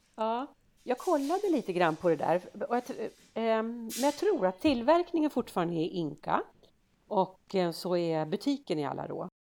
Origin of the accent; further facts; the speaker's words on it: Sweden; vi svenskar